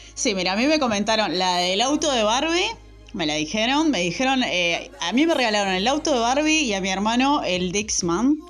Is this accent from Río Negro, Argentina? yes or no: no; Zona Sur, Buenos Aires, Argentina; nosotros zona